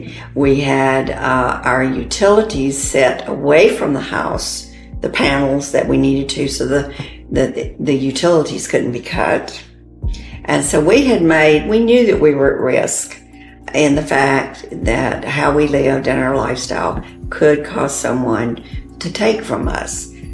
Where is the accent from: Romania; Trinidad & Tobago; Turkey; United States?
United States; the South; We're from the South, so we had grits.